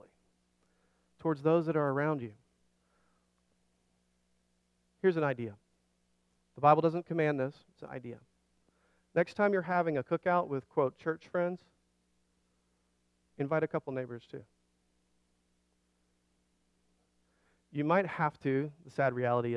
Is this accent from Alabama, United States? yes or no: yes; Alabama, United States; moved away; I grew up in Alabama